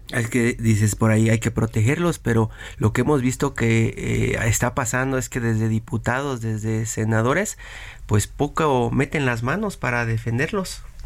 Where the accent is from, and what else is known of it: Mexico